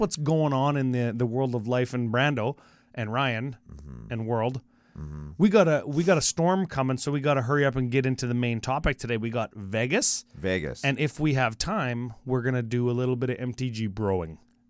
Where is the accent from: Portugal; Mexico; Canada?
Canada; Okay, so we are coming from Canada, and remember the exchange rate's about like 30% higher for us.